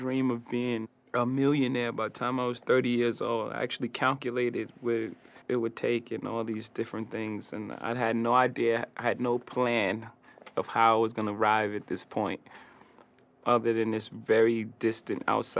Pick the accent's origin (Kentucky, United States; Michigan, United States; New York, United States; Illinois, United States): New York, United States; Brooklyn; I'm a kid from Marcy Projects from Brooklyn, so it made me exactly who I am.